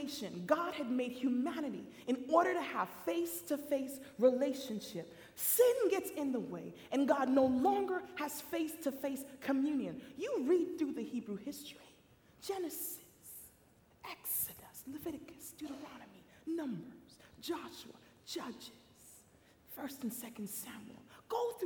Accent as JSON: {"language": "English", "country": "Jamaica", "tie": "born or raised there", "also_born_or_lived": "Queens, New York, United States / Michigan, United States", "moved": "yes", "lives_now": "United States", "said": "I come from the island of Jamaica. So for me, mission field was United States"}